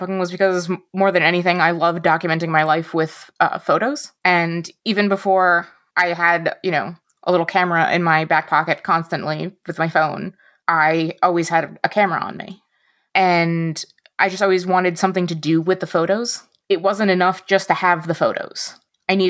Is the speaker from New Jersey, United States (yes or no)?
yes; New Jersey, United States; now in Michigan, United States; And I grew up in North Jersey, right outside New York City. And now I live in the middle of Michigan.